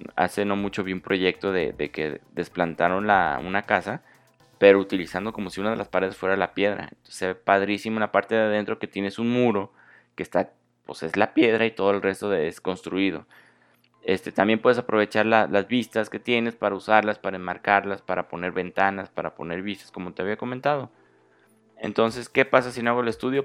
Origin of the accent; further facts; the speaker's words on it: Mexico; yo soy de México